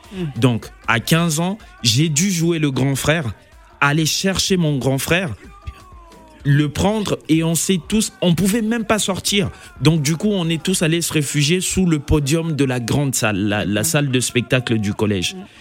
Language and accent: French; Kisangani, Tshopo, DR Congo; je suis natif de Kisangani